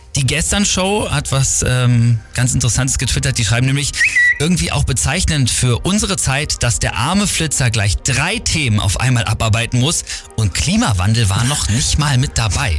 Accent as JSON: {"language": "German", "country": "Germany", "said": "bei uns in Deutschland"}